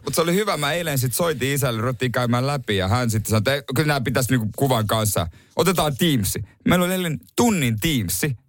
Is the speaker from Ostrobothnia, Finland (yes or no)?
yes; Ostrobothnia, Finland; meillä Pohjanmaalla